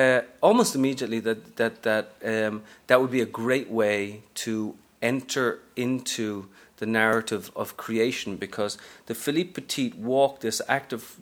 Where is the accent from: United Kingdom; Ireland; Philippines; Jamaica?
Ireland; Dublin, Leinster; moved away as an adult; also born or lived in Texas / Japan; now in New York, United States; I'm from Ireland originally, from Dublin, but I've been here the best part of 15 years now